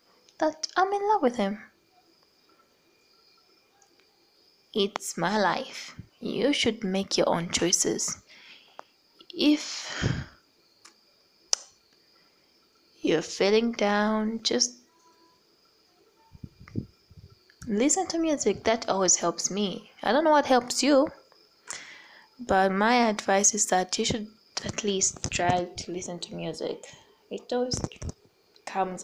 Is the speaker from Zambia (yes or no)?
yes; Zambia; I'm from Zambia, a small country called Zambia.